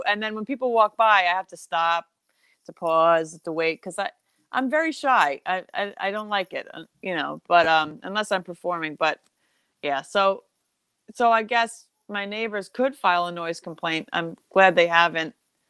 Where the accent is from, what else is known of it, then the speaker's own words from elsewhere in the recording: Southold, New York, United States; because I was from Southold, so I was in the middle of nowhere.